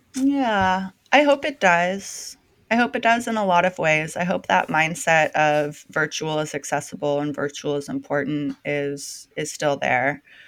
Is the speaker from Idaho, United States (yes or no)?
no; Bay Area, California, United States; moved away as an adult; now in Portland, United States; I'm born and raised in the Bay Area. I lived there my entire life until four months ago